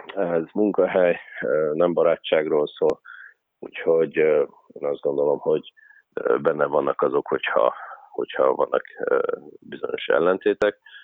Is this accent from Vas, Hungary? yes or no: yes; Körmend, Vas, Hungary; moved away as an adult; Körmend, ö, az a hely, ahol, ahol megkaptam azt a lehetőséget, hogy egyáltalán mai napon ismernek. Tehát, ö, ö, ott nőttem fel